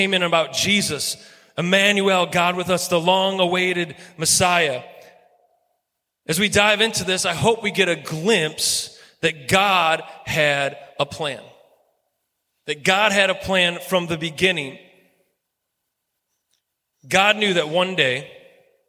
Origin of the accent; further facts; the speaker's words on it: Clarksville, Michigan, United States; I'm from Clarksville, Michigan, okay? That's where I grew up.